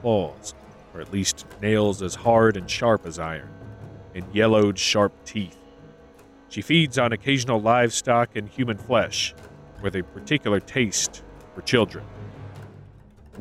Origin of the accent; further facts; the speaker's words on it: United States; Growing up in America